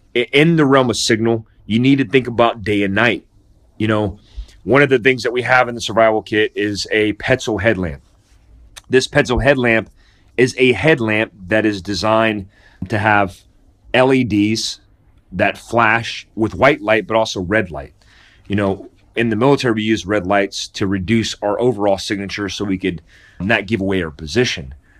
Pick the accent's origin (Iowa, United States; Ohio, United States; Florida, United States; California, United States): Florida, United States; Daytona Beach; I grew up in Daytona Beach, Florida, and Volusia County